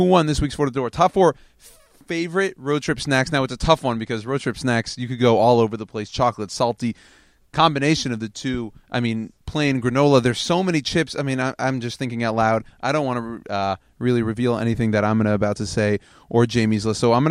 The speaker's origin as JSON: {"language": "English", "region": "the South", "country": "United States", "said": "I'm from the South."}